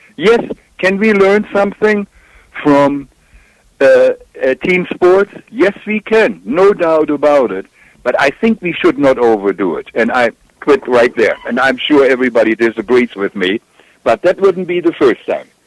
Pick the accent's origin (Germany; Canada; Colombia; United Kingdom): Germany; accent: German; English is a second language; now in United States; as you may tell from my accent, I'm German, and that's where I grew up